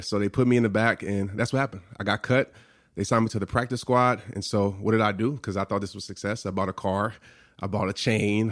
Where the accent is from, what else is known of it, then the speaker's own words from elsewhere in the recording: New Orleans, Louisiana, United States; growing up in New Orleans, I stayed across the street from a Saints player